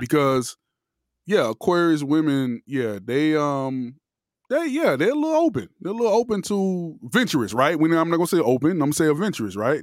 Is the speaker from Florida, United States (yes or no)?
yes; Miami, Florida, United States; I'm from Miami